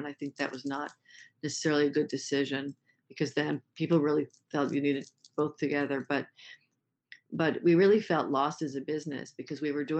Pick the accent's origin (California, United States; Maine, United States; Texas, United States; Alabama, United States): Maine, United States; In this case, I said, I'm from Maine.